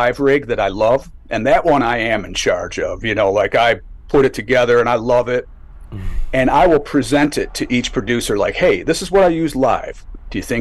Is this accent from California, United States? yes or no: no; Buffalo, New York, United States; I grew up in Buffalo